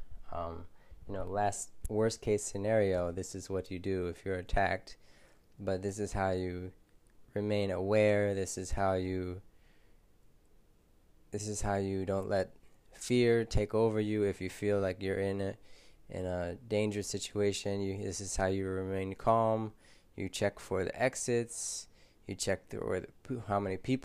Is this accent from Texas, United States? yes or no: no; Philadelphia, Pennsylvania, United States; moved away as an adult; now in Thailand; I'm from Philadelphia, and it's a rough city in the US.